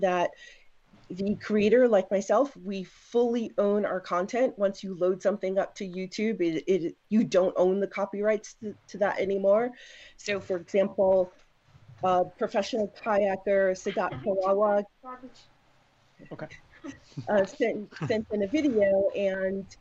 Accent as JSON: {"language": "English", "town": "New York City", "region": "New York", "country": "United States", "tie": "born or raised there", "also_born_or_lived": "Raleigh, North Carolina", "moved": "yes", "said": "I actually grew up in New York City."}